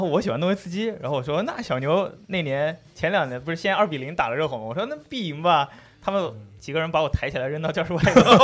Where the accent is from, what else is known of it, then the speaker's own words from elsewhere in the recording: Jiangsu, China; 当时我们老家那个市里好像还是江苏